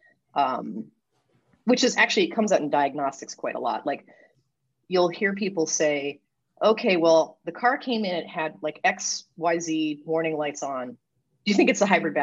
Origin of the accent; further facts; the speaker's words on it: Ohio, United States; now in California, United States; I'm from Ohio